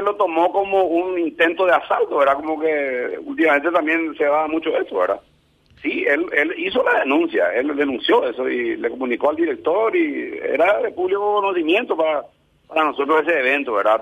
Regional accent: Paraguay

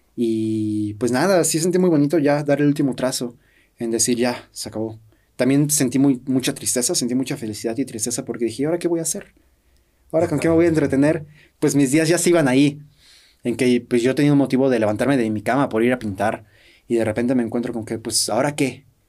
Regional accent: Mexico; siendo también mexicanos

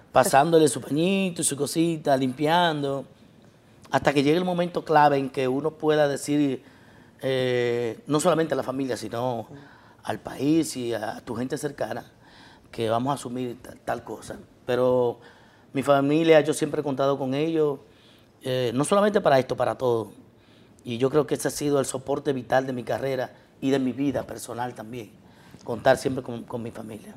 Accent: Bonao, Monseñor Nouel, Dominican Republic; mi pueblo de Bonao, primeramente donde soy, con orgullo

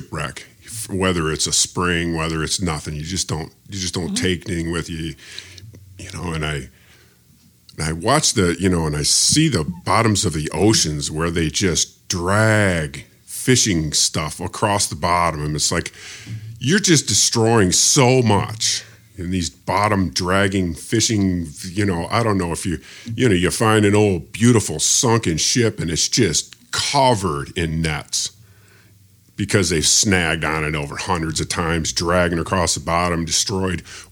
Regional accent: United States; I'm an American

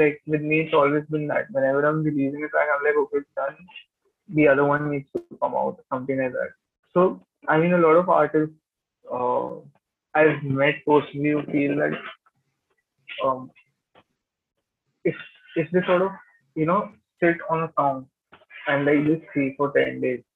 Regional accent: Gurgaon, Haryana, India; I'm from Gurgaon

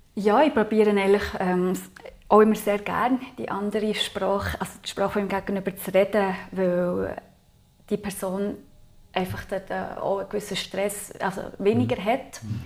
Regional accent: Aargau, Switzerland; ich bin im Aargau aufgewachsen

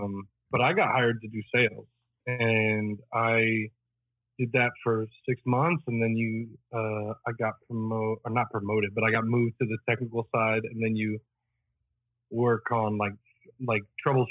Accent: northern Italy, Italy; Oh, I grew up in Northern Italy.

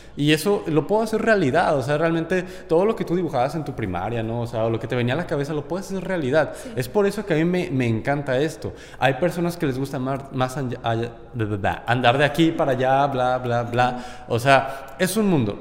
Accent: Guanajuato, Mexico; now in Monterrey, Mexico; yo vengo de Guanajuato, entonces allá esto no existe

